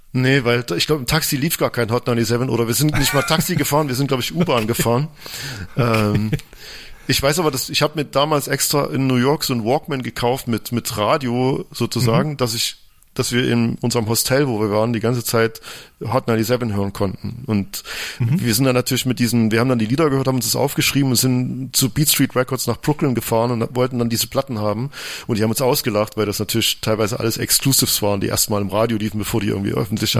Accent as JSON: {"language": "German", "town": "Lichtenwalde", "region": "Saxony", "country": "Germany", "tie": "born or raised there", "also_born_or_lived": "Frankenberg", "said": "ich bin in Frankenberg geboren, das ist so ein keine Ahnung, wie groß die Stadt ist, aber es ist in der Nähe von Chemnitz sozusagen und bin in einem kleinen Dorf namens Lichtenwalde groß geworden."}